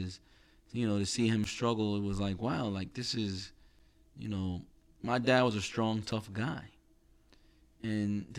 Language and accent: English; New York, United States; we're from New York